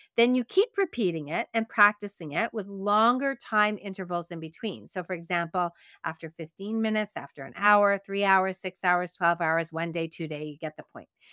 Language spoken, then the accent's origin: English; Quebec, Canada; accent: Canadian; I grew up in Quebec, and in Quebec, it's predominantly Francophone.